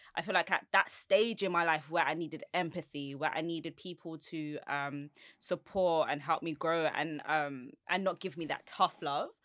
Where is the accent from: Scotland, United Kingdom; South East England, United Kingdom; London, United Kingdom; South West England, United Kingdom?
London, United Kingdom; I'm from Southeast London